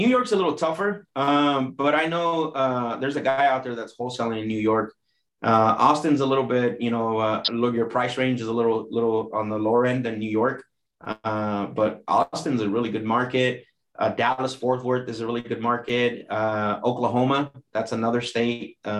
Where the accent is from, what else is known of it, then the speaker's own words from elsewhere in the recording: Mexico; born there; obviously I was born in Mexico, and most of my family, you know, are from Mexico.